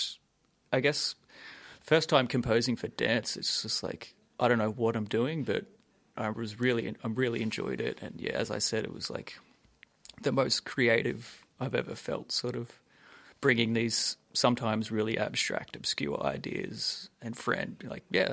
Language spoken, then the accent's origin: English; Sunshine Coast, Queensland, Australia; moved away; I'm originally from the Sunshine Coast